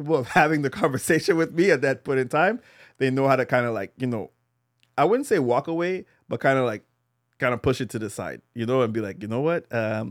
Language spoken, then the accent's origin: English; Montreal, Quebec, Canada; Park X, bro. Not even Chamonix. I'm from the motherland.